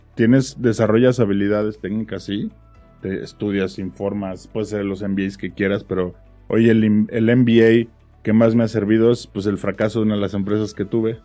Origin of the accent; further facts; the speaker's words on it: Pachuca, Hidalgo, Mexico; yo soy de Pachuca